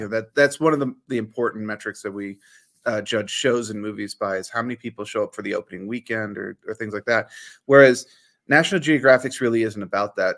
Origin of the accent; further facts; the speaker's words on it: United States; a lot of our generation growing up in the States